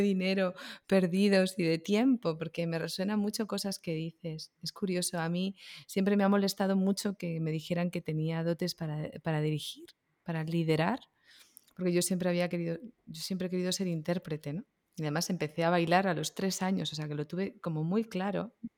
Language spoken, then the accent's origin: Spanish; Barcelona, Catalonia, Spain; moved away as an adult; also born or lived in Girona; now in Madrid, Spain; yo soy de Barcelona, pero vivo en Madrid.